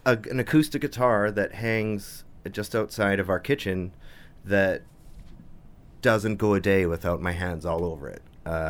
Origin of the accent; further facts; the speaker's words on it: Winnipeg, Manitoba, Canada; I grew up in Transcona.